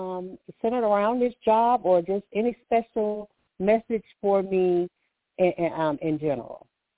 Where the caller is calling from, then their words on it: Alabama, United States; I'm calling from Alabama.